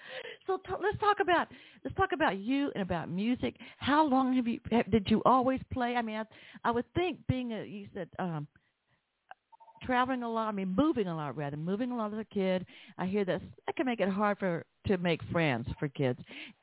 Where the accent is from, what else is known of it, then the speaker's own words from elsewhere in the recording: Atlanta, Georgia, United States; growing up in the city of Atlanta, I had cousins who lived an hour away from me, and we had difficulty at times understanding each other